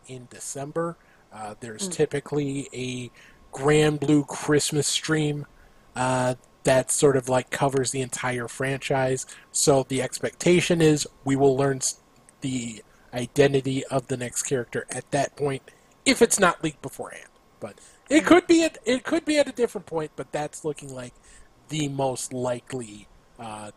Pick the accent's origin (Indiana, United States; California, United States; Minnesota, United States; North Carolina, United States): Minnesota, United States; as a Minnesotan